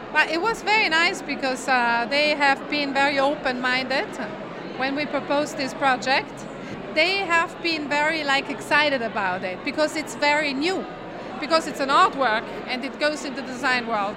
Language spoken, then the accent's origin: English; Merano, Trentino-Alto Adige, Italy; in Merano, in my hometown, the connection is not so good